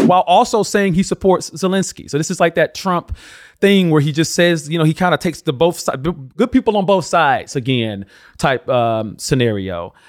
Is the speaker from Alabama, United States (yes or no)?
yes; Alabama, United States; my home state of Alabama